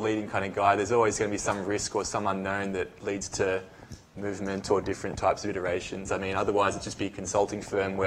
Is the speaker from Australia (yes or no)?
yes; Australia; moved away as an adult; also born or lived in United States; I'm from Australia